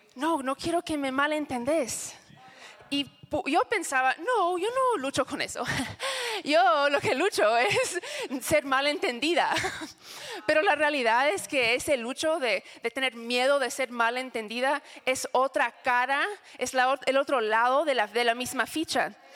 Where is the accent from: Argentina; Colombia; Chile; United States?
United States; Spanish is a second language; moved away; soy gringa